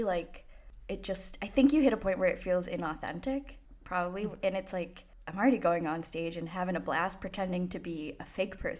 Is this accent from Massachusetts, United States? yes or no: yes; Boston, Massachusetts, United States; I'm from Boston